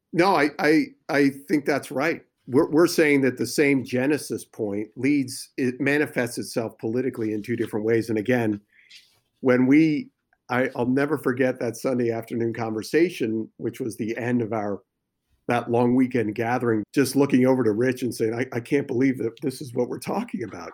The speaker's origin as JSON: {"language": "English", "region": "New Jersey", "country": "United States", "tie": "born or raised there", "also_born_or_lived": "New York", "moved": "as an adult", "lives_now": "California, United States", "said": "I was born in New York and, and grew up in New Jersey, so, and obviously we've been out here in California now for about fifteen years."}